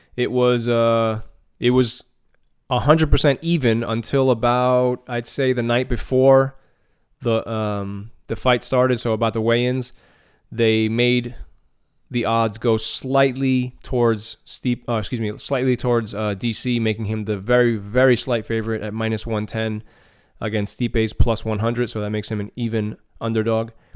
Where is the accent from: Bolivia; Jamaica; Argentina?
Argentina; being a Latino myself, you know, I'm from Argentina